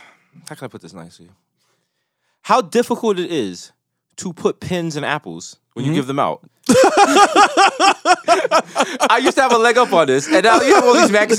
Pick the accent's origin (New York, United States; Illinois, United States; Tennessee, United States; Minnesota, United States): New York, United States; I'm from New York.